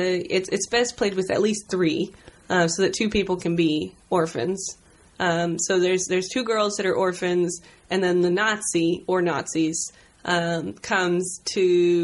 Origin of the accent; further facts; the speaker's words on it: Tucson, Arizona, United States; Warm. Dry. Kind of odd, you know. I grew up near the Air Force Base, and There's a lot of, like, scorpions.